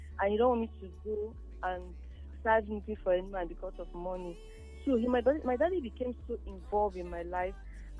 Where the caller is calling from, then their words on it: Italy; I'm calling from Italy.